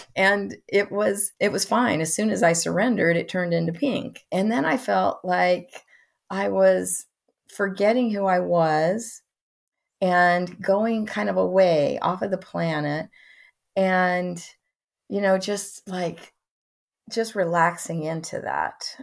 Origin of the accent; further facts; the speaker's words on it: Midwest, United States; I come from the Midwest